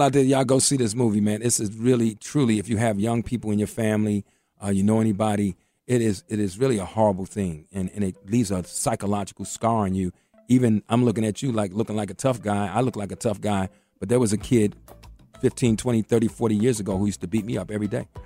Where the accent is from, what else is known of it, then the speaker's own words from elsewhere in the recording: Washington, District of Columbia, United States; I grew up in Mayfair Mansion, right across from Parkside, and and Parkside was one of the roughest projects in D.C.